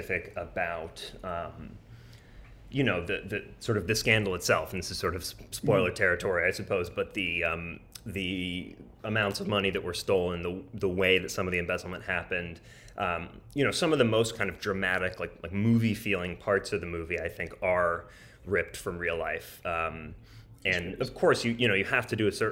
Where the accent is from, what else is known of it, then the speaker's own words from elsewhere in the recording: St. Louis, Missouri, United States; I grew up in St. Louis, Missouri, in sort of a really nice, lovely suburb of St. Louis.